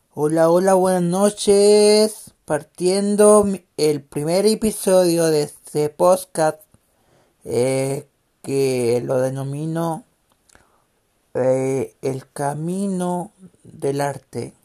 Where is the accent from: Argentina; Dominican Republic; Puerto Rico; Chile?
Chile; Tomé, Biobío; yo soy de Tomé